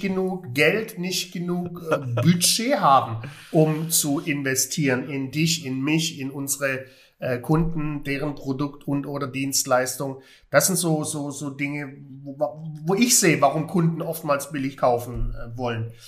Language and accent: German; Heilbronn, Baden-Württemberg, Germany; moved away; aus meiner alten Heimat, Heilbronn